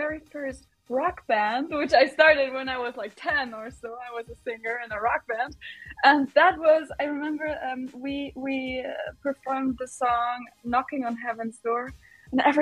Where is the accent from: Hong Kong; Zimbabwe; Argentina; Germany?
Germany; Düsseldorf, North Rhine-Westphalia; Eurovision once came to Düsseldorf, to my hometown, home city. So I was about, I don't know, 12, 13 or so